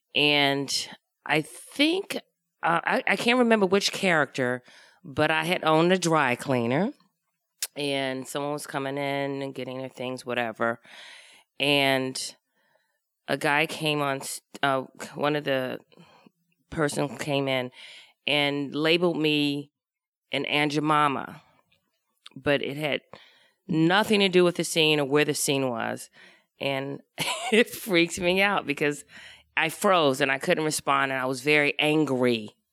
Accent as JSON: {"language": "English", "town": "Washington", "region": "District of Columbia", "country": "United States", "tie": "born or raised there", "moved": "yes", "said": "I grew up in Washington, D C, off of Georgia Avenue"}